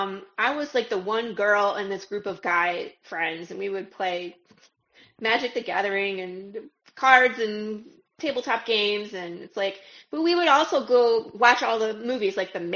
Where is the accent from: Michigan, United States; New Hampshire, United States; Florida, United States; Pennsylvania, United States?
Michigan, United States; Detroit; moved away as an adult; also born or lived in California; now in Texas, United States; I'm from Detroit, Michigan.